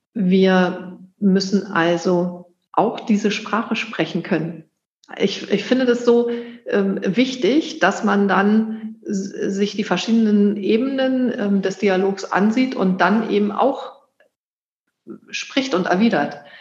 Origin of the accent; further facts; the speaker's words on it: Germany; Ich bin in der DDR groß geworden